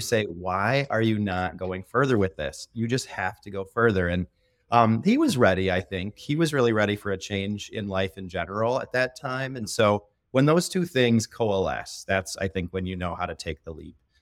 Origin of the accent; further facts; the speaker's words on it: northwest Indiana, United States; moved away as an adult; also born or lived in West Michigan; now in Grand Rapids, United States; I grew up in the top corner of Indiana